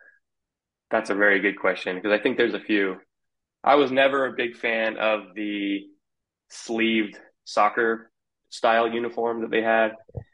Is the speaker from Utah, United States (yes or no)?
yes; Lehi, Utah, United States; moved away as an adult; also born or lived in St. George, Utah / Salt Lake County, Utah; now in Sacramento area, United States; I grew up in Utah County slash Salt Lake County. We kind of moved around a little bit. I lived in Lehi most of my life, actually, and went to high school there.